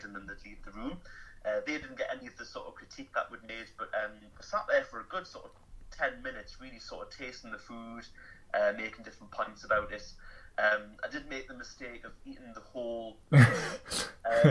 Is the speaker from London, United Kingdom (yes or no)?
no; Newcastle upon Tyne, North East England, United Kingdom; I'm from Newcastle myself